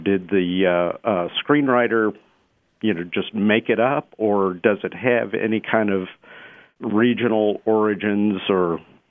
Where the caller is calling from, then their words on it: Dallas, Texas, United States; I'm calling from Dallas, Texas.